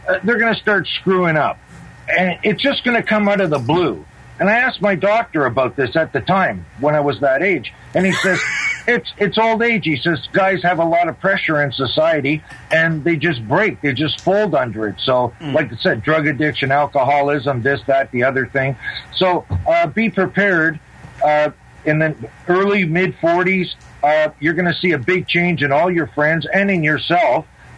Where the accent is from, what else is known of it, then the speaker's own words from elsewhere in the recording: Toronto, Ontario, Canada; from Toronto. Long time no talk.